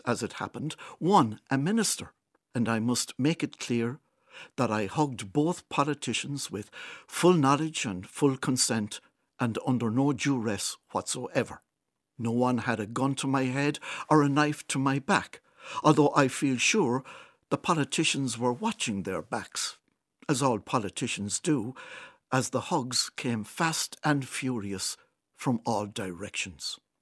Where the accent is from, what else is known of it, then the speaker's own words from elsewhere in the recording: Kilkenny, Leinster, Ireland; my hometown of Kilkenny